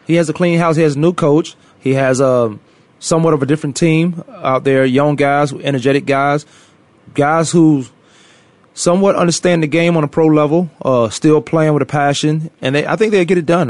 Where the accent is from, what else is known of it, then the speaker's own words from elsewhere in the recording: Newport News, Virginia, United States; now in Arizona, United States; I'm from Virginia, Newport News, Virginia